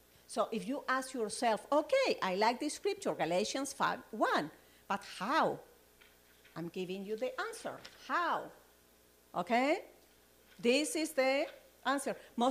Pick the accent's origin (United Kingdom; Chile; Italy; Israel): Chile; now in United States; I came from Chile, and, you know, I'm looking forward for my citizenship as an American, you know, because I'm not there yet.